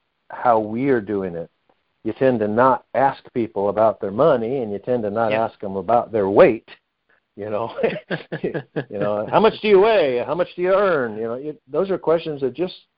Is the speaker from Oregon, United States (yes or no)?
yes; Medford, Oregon, United States; I grew up in Medford, Oregon, just over the California border